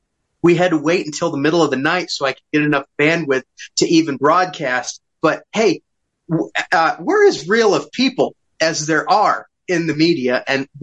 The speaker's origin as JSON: {"language": "English", "town": "Eldridge", "region": "Iowa", "country": "United States", "tie": "born or raised there", "moved": "as an adult", "lives_now": "Mexico", "said": "I'm a big fan of Carrie Lake. She's from my hometown."}